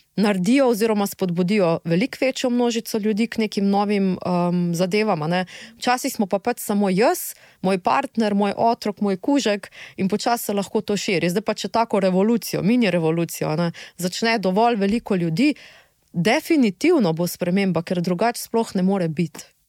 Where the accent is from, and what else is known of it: Slovenia